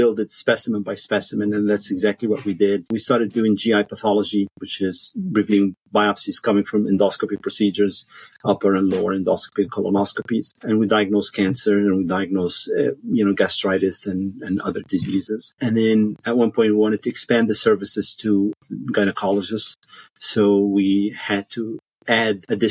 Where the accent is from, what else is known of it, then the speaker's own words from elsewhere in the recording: Egypt; moved away as an adult; also born or lived in Washington, D.C., United States / Cairo, Egypt; now in United States; I grew up in Egypt. I went to med school in Cairo University